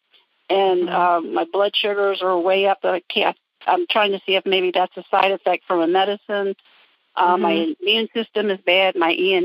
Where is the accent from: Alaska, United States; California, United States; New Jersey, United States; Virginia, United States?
Virginia, United States; Norfolk; now in Montgomery County, Maryland, United States; I'm in the Montgomery County, Maryland, in the Washington, D.C. area. But we're from Norfolk originally